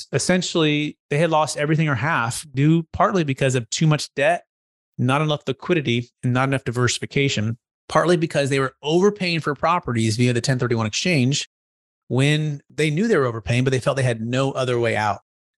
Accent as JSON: {"language": "English", "area": "Bay Area", "region": "California", "country": "United States", "tie": "born or raised there", "said": "I grew up in the Bay Area originally with my parents, mom and dad, my brother, building homes, mostly in Silicon Valley, East Bay."}